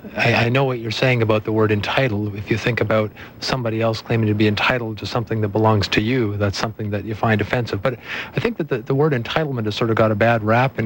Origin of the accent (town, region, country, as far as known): Canada